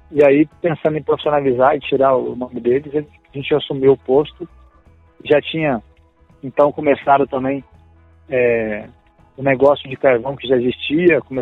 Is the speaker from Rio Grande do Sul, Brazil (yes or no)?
no; Pompéu, Minas Gerais, Brazil; Nós somos mineiros lá de pompeu Minas Gerais.